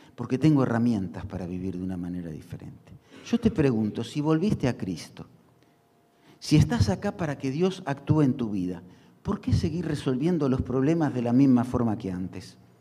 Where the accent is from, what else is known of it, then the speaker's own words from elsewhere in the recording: Argentina; como los argentinos